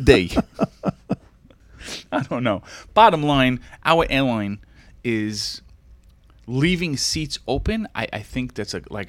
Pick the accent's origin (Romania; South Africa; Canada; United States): United States; as an American